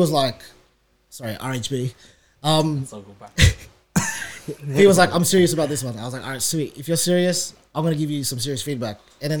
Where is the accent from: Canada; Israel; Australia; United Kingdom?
Australia; I'm Australian, bro.